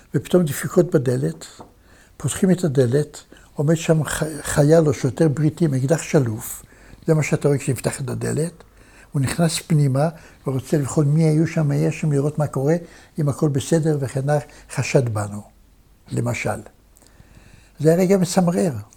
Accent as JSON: {"language": "Hebrew", "town": "Tel Aviv", "region": "Tel Aviv District", "country": "Israel", "tie": "born or raised there", "said": "אני גדלתי בלי אבא, גדלתי כמו שגדלתי בתל אביב הקטנה של אז"}